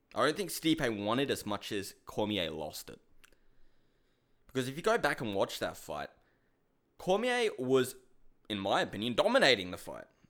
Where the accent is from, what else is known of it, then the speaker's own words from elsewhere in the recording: Australia; I'm from Australia.